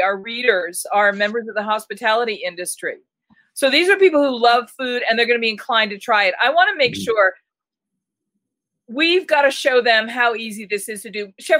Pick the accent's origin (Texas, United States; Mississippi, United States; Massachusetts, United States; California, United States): Massachusetts, United States; Boston; But again, you know, Michael, I come from Boston